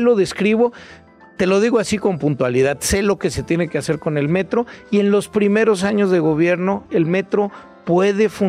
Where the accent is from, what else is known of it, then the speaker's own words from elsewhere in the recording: Mexico City, Mexico; Soy bien chilango.